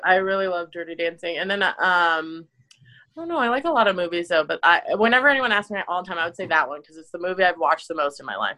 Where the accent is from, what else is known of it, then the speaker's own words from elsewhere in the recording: Illinois, United States; I was born in Illinois